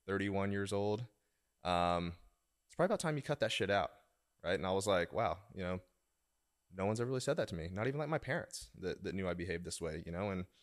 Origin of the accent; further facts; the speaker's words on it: Oklahoma, United States; now in Washington, D.C., United States; I moved from Oklahoma to Washington, D.C., and then I still hung out with some people from back home and behaved differently.